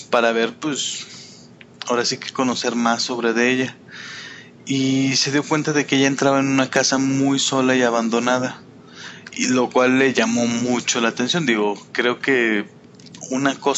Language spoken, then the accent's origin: Spanish; Calvillo, Aguascalientes, Mexico; soy casi oriundo de Calvillo.